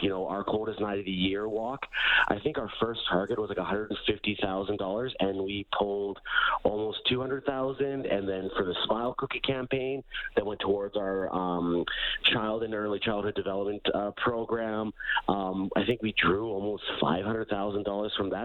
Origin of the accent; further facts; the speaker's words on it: Alberta, Canada; I'm born and raised in Alberta.